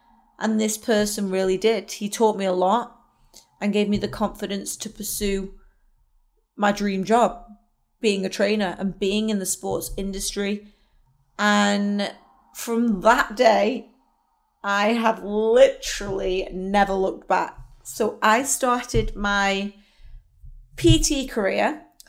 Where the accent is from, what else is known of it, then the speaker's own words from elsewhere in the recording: Wirral, North West England, United Kingdom; I am from the Wirral.